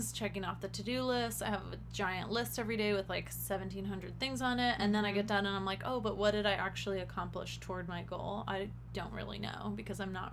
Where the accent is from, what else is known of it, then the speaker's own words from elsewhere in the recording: Las Vegas, Nevada, United States; growing up in Vegas